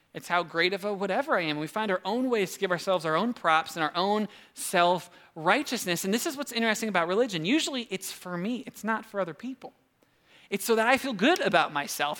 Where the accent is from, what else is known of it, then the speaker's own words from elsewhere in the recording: United States; as an American